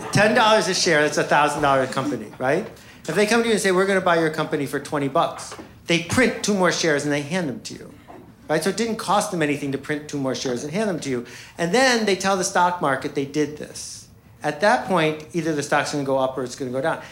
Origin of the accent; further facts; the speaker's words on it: Buffalo, New York, United States; I grew up in Buffalo, New York, with two extraordinary parents